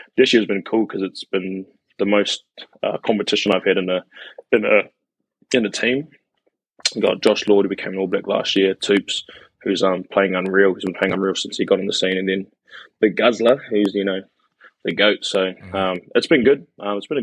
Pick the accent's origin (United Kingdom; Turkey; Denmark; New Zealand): New Zealand; Wellington; moved away as an adult; born in Wellington, born and bred in Wellington until I was 18